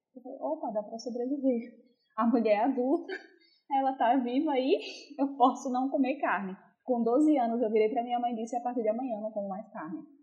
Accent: Northeast Region, Brazil; accent: Northeastern; eu sou nordestina, vocês devem ter percebido pelo meu sotaque

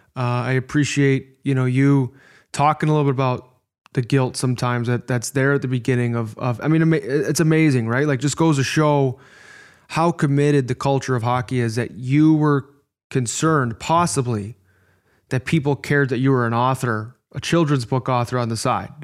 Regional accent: Midwest, United States; accent: Midwest; my Midwest accent

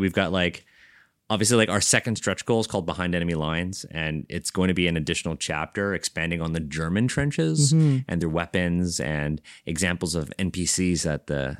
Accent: Canada; we're Canadian.

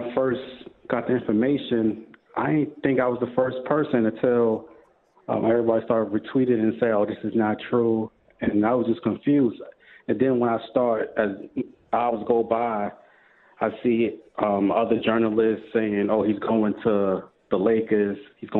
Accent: New York City, New York, United States; I'm from Harlem, New York, so my accent a little too strong.

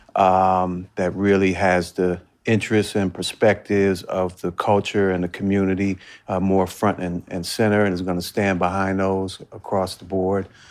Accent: Washington, District of Columbia, United States; I'm born and raised in Washington, D C. Um, so I grew up, uh, in the city

